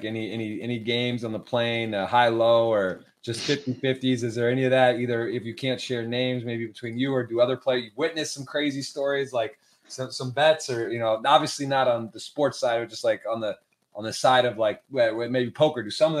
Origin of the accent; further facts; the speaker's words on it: Ann Arbor, Michigan, United States; also born or lived in Baltimore, Maryland; now in Miami, United States; Born and raised in Ann Arbor.